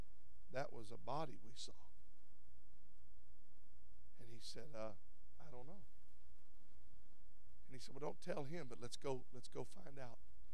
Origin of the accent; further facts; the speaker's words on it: Louisiana, United States; now in California, United States; I grew up in Louisiana